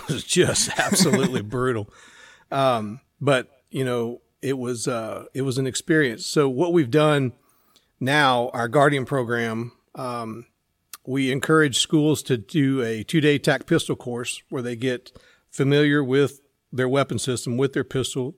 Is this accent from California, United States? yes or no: no; Central Texas, United States; also born or lived in Temple, Texas; I grew up in Central Texas